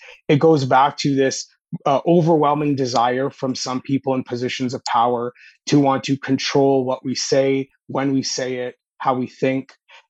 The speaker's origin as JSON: {"language": "English", "town": "Toronto", "region": "Ontario", "country": "Canada", "tie": "born or raised there", "moved": "as an adult", "said": "Yeah, in the Toronto area. Living in New Haven, Connecticut was my first time outside of Canada."}